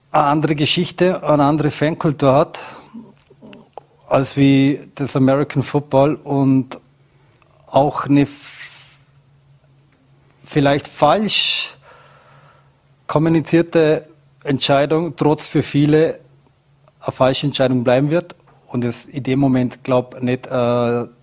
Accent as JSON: {"language": "German", "region": "Vorarlberg", "country": "Austria", "said": "als Vorarlberger sitzt man sehr, sehr, sehr viel im Zug und die Reisen sind weit und lang."}